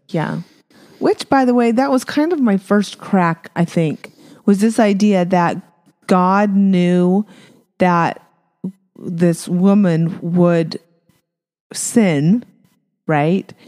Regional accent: Apache Junction, Arizona, United States; also born or lived in Provo, Utah; I was born in Provo, Utah. Woo, woo. And we moved down to Arizona, so another bubble, Mormon bubble, right? Um, but we we ended up being in Apache Junction

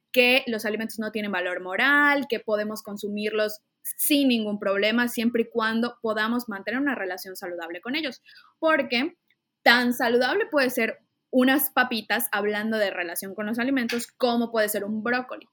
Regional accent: Mérida, Yucatán, Mexico; yo soy, antes que nada, yucateca, soy de Mérida

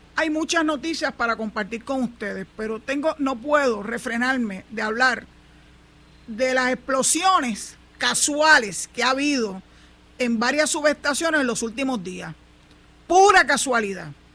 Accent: Puerto Rico; yo soy yo soy boricua para que tú lo sepas. Llevo 67 para 68 años, ya estoy a leído de una semana prácticamente para cumplir los 68 viviendo en este terruño

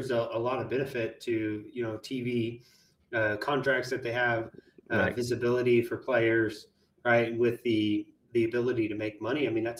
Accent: Oklahoma, United States; moved away; I'm from Oklahoma.

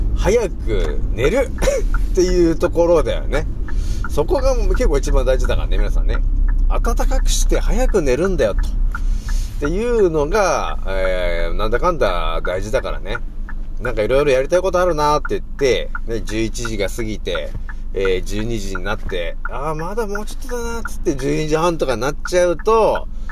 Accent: Japan; moved away as an adult; now in Saitama, Japan; 私が住んでたところはもともとねそこはもちろんね雪国なんだよね

